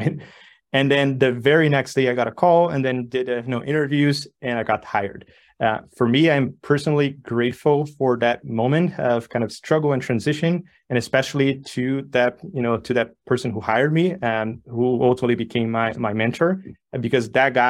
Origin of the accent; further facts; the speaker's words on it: São Paulo, Brazil; English is a second language; moved away as an adult; now in Barcelona, Spain; I was born and raised in Sao Paulo, Brazil, you know, decided to move abroad. So my wife and I decided to move to Barcelona many, many years ago, settled.